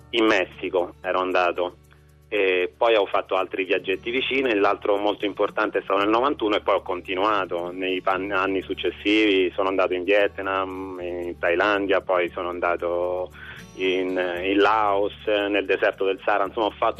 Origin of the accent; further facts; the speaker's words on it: Rome, Lazio, Italy; sono nato e vivo a Roma